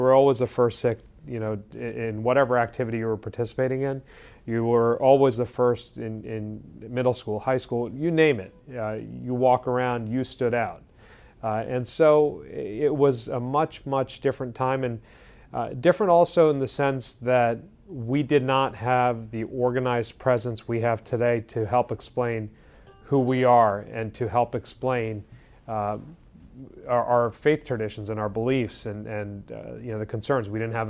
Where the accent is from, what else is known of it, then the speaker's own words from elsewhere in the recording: New Jersey, United States; When I was growing up, I was born and raised in New Jersey. There were not many Sikhs in this community. I'm not too far from where I grew up right now. We're in our Newark office today.